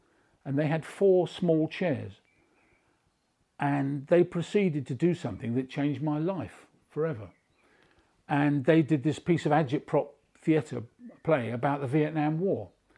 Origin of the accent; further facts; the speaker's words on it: Beaconsfield, South East England, United Kingdom; born there; So I was born in Beaconsfield because I was born just at the end of the war.